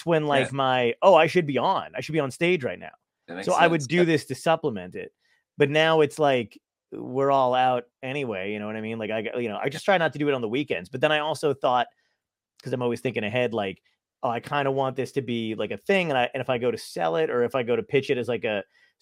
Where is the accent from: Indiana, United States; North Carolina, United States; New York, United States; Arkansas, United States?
New York, United States; now in Long Beach Island, United States; I was born in Brooklyn. I lived in New York